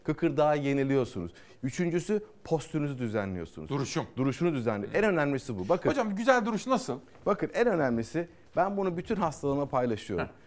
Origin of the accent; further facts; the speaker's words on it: Samsun, Turkey; Samsunluyum efendim.